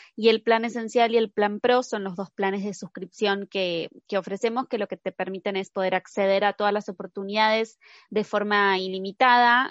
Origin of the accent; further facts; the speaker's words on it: Argentina; yo soy argentina